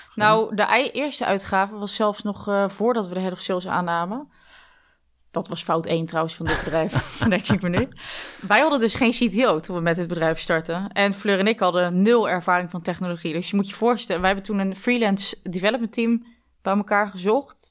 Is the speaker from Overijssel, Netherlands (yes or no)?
no; Dordrecht, South Holland, Netherlands; geboren in Dordrecht, met twee zussen dus, waarvan één een tweelingzus